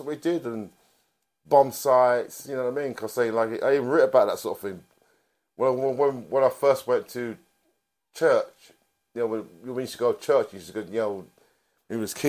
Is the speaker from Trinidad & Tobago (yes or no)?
no; London, United Kingdom; I grew up in Brixton. I was born in Angel Road area.